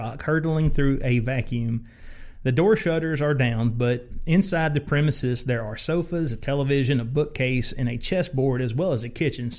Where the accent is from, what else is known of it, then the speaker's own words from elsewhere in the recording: the South, Southern United States, United States; as a Southerner